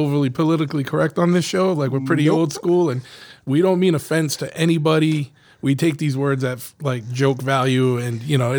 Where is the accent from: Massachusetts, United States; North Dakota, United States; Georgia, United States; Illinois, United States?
Massachusetts, United States; New Bedford; No. I grew up in New Bedford.